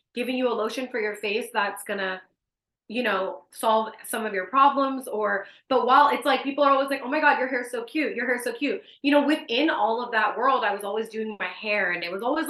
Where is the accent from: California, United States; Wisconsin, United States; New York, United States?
California, United States; Richmond; So I'm from Richmond. So I went to school at Adams Middle School